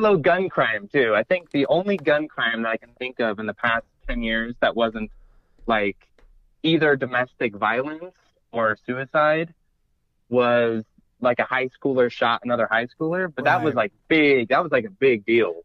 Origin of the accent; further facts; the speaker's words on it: Idaho, United States; I grew up in Idaho, so I got guns for Christmas